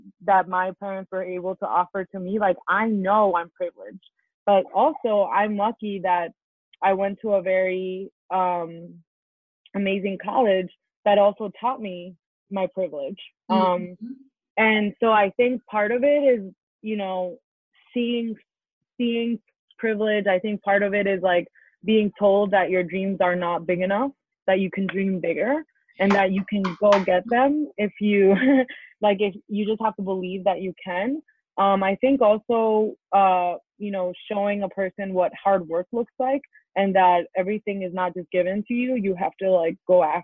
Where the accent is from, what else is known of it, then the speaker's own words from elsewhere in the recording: East Hampton, New York, United States; also born or lived in Colombia; growing up in the Hamptons, man, growing up in the Hamptons